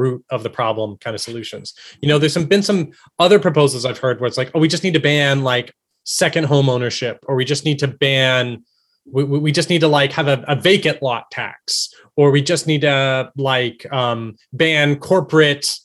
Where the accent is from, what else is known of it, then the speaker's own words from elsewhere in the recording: Texas, United States; I'm from Texas